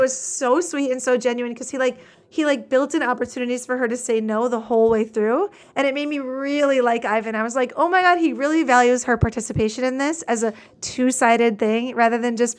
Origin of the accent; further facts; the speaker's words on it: Wisconsin, United States; I'm 5'5". I'm from Wisconsin.